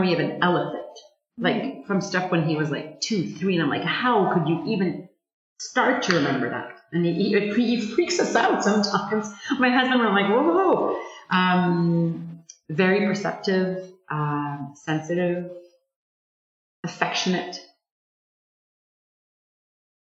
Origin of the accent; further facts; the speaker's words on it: Montreal, Quebec, Canada; also born or lived in Sainte-Adèle, Quebec; now in Ottawa, Canada; I'm a Montrealer, and I'm used to a bigger city, but I grew up in the Laurentians